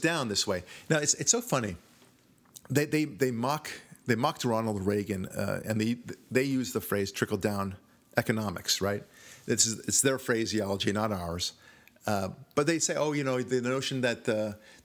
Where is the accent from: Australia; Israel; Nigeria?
Israel; moved away; I'm from Israel